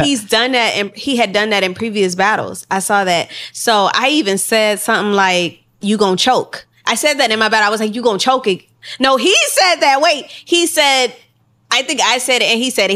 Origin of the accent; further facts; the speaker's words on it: Houston, Texas, United States; also born or lived in Los Angeles; we was both from Texas. She was from Austin. I was, I'm from Houston